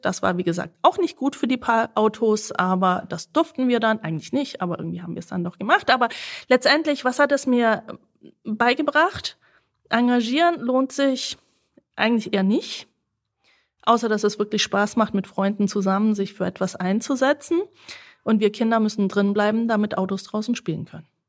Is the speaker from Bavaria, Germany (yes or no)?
yes; Senden, Bavaria, Germany; German is a second language; Ich bin aufgewachsen in Senden bei Neu-Ulm.